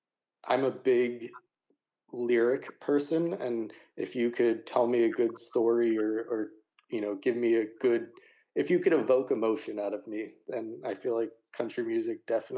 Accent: New Jersey, United States; I'm born and raised in New Jersey. Spent some time moving to different parts of the country

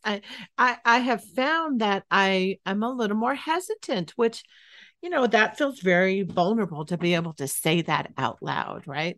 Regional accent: Northern California, United States; moved away; I grew up in Northern California, not the area that it would snow

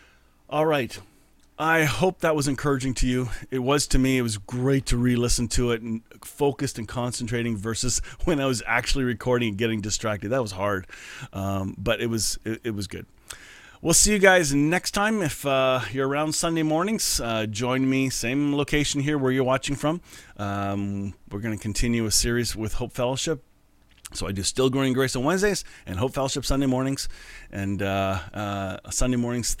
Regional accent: Canada; I'm Canadian

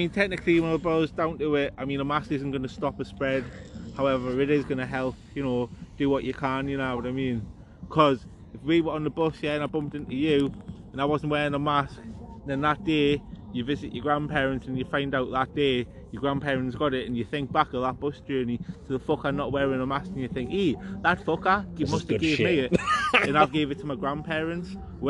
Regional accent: Geordie, North East England, United Kingdom; accent: Geordie; With me Geordie accent

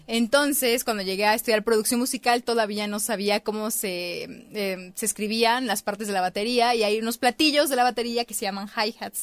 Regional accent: Tapachula, Chiapas, Mexico; moved away as an adult; now in Mexico City, Mexico; en Tapachula, que es de donde yo soy

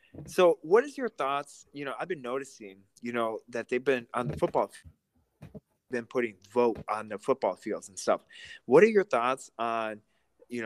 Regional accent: Russia; now in United States; I grew up in, I was born in Russia, and I immigrated to America in 2006

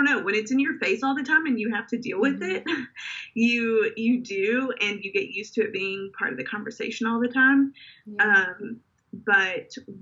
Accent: Indiana, United States; now in Memphis, United States; growing up in Indiana

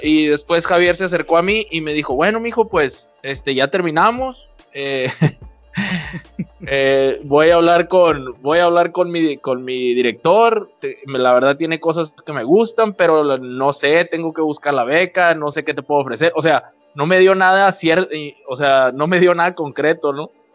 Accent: Culiacán, Sinaloa, Mexico; yo soy de aquí, de Culiacán, Sinaloa

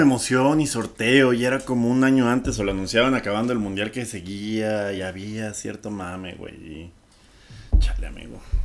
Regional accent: Mexico

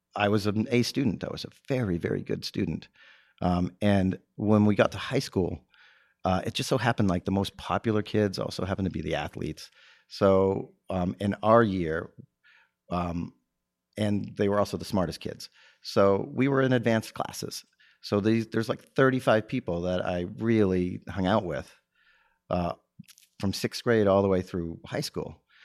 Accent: Texas, United States; also born or lived in Massachusetts; my mother remarried, and we relocated to Texas when I was ten

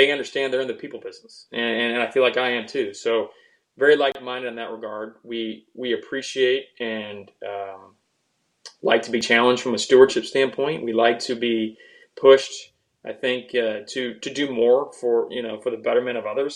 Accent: Cedar Rapids, Iowa, United States; now in Georgia, United States; my hometown of Cedar Rapids

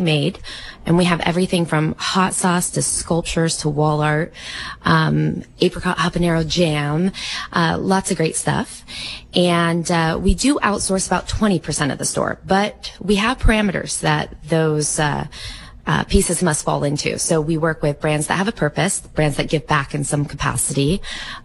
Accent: Monterey County, California, United States; my husband and I are both right here from Monterey County, born and raised

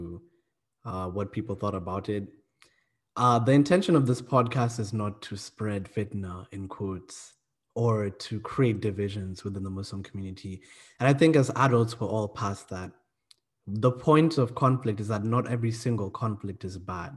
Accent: Kenya; also born or lived in South Africa; now in United Kingdom; I'm from Kenya, but I've also lived in South Africa, and I'm currently living in the UK

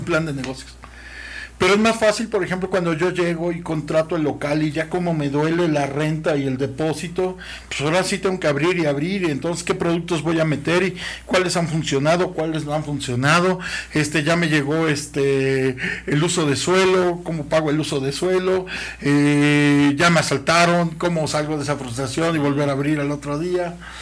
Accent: Mexico; como mexicanos

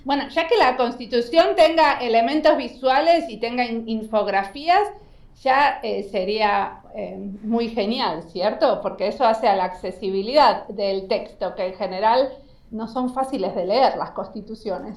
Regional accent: Argentina; moved away as an adult; now in Finland; claro que soy argentina y vivo hace 20 años en Finlandia

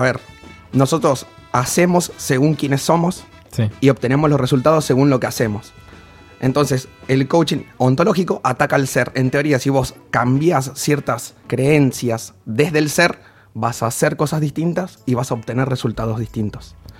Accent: Formosa, Argentina; moved away; soy de Formosa

